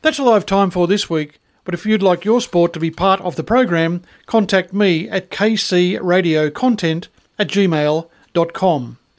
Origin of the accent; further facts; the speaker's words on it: Cessnock, New South Wales, Australia; moved away; that's my hometown.